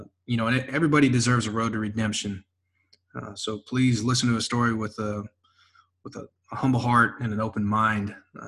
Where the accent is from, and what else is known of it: Texas, United States